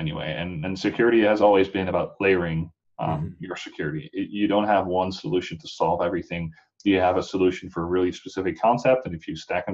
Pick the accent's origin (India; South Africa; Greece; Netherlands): Netherlands; now in United States; I'm not from the U.S. originally. I'm from the Netherlands.